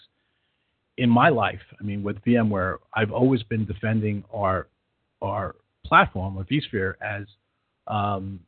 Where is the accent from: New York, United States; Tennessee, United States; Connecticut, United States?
New York, United States; moved away as an adult; also born or lived in California; now in Sacramento, United States; my accent tells you differently, but I'm originally from New York, but been out in California for 35 years